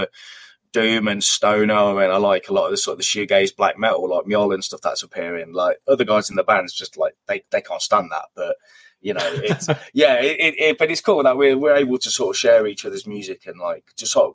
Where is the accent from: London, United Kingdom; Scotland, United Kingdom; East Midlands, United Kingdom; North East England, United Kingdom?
East Midlands, United Kingdom; Hinckley; my hometown area, Hinckley.